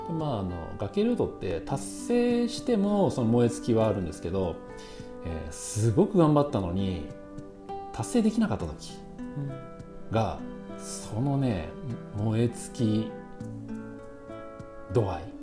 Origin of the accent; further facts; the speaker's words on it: Yamanashi, Japan; 自分も山梨県人なんで